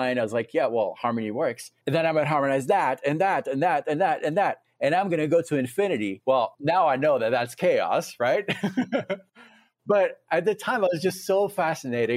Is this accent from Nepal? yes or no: no; France; also born or lived in Tennessee; now in Fort Collins, United States; I was born in France.